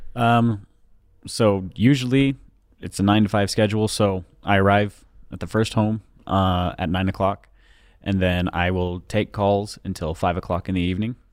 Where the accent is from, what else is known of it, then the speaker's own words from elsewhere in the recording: Pleasant Grove, Utah, United States; I'm from Utah, uh, Pleasant Grove